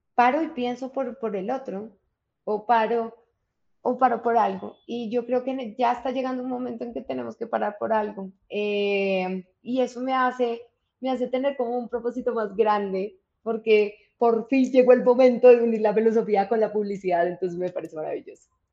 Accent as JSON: {"language": "Spanish", "country": "Colombia", "lives_now": "Bogotá, Colombia", "said": "lo que somos los colombianos"}